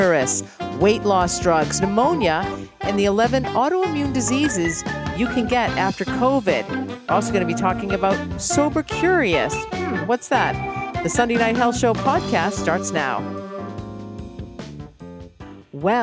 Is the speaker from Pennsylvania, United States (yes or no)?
no; Boston, Massachusetts, United States; being from the Boston area